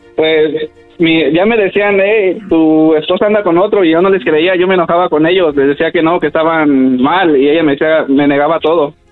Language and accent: Spanish; Michoacán, Mexico; yo soy de, bueno, somos de ahí de Michoacán